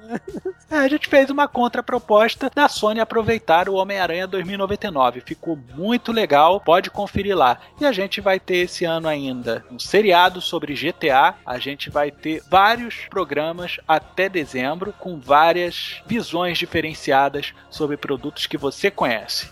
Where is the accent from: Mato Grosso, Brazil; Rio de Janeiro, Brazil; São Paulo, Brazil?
Rio de Janeiro, Brazil; eu sou carioca